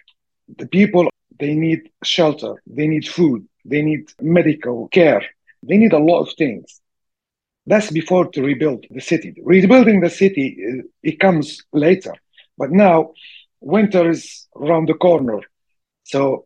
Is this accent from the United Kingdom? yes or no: no; Tripoli, Libya; I'm not from Derna, but my mom's from Derna, and I have my cousins, uncles and cousins there, live there in Derna, and I'm from Tripoli